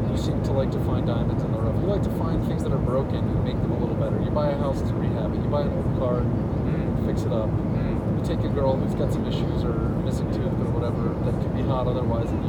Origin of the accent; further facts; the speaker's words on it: New Jersey, United States; recently, I'm from New Jersey.